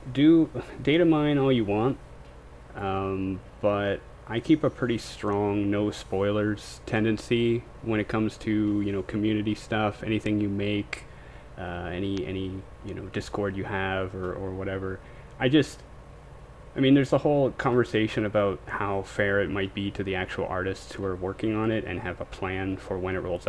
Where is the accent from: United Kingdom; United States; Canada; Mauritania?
Canada; I'm from Canada